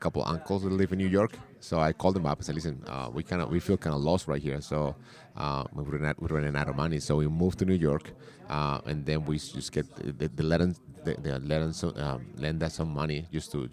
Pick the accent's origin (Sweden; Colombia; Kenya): Colombia; English is a second language; moved away as an adult; now in United States; I was born in Colombia. I came to the States chasing my girlfriend at the time. Now she's my wife, in 1999